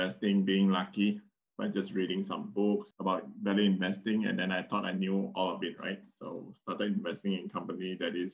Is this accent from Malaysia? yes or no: yes; Penang, Malaysia; I come from Penang and there's a lot of Intel plants down there